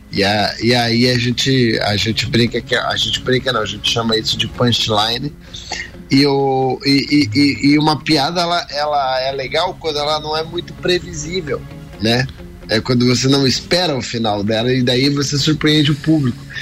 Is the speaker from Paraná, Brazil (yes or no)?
yes; Curitiba, Paraná, Brazil; sou natural de Curitiba, né? Fiz minha vida toda na minha cidade de Curitiba